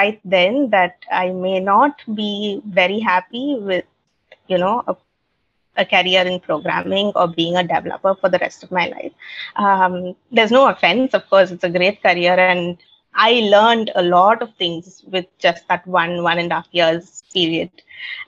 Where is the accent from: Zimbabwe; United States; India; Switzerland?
India; I'm from India